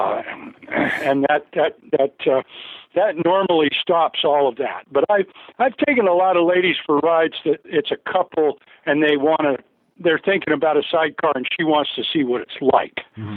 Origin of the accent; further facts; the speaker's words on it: Canada; moved away; where I grew up in Canada